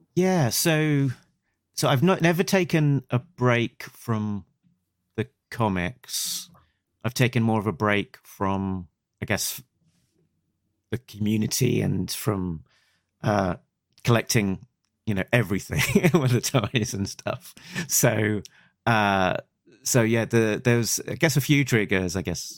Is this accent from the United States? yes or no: no; United Kingdom; I'm a Brit